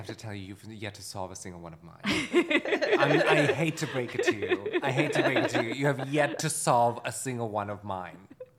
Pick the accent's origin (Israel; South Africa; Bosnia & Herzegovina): Bosnia & Herzegovina; Listen, you know, you listen to the show, I'm from Bosnia. I talk about this a lot on the show.